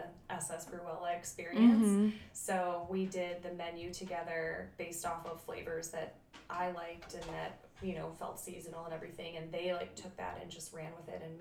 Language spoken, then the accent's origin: English; Bay Village, Ohio, United States; I grew up in Bay Village